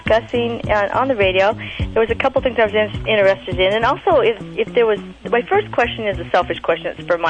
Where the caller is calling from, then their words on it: St. George, Utah, United States; I'm calling from St. George, Utah.